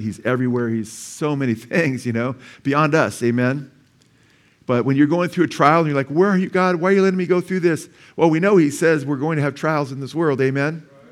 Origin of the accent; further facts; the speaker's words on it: Simi Valley, California, United States; I was born in Simi Valley